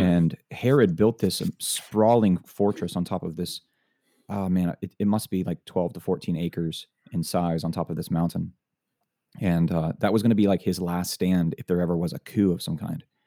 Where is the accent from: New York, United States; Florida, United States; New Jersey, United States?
Florida, United States; I grew up in Florida